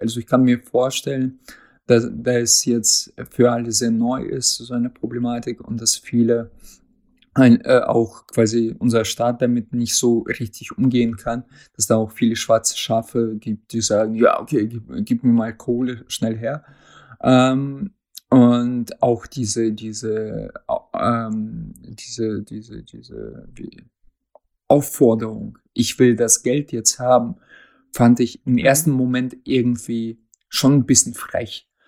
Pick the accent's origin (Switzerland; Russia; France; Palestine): Russia; now in Germany; als Russe